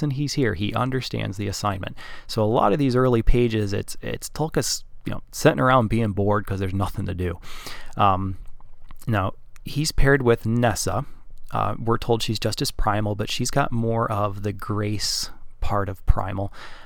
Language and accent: English; Wisconsin, United States; accent: Wisconsinese; my accent has a little bit of some Wisconsinese in there